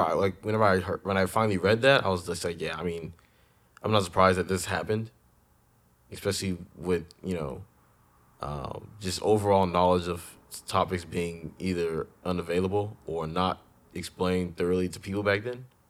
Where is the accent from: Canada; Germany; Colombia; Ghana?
Ghana; moved away; when I grew up in Ghana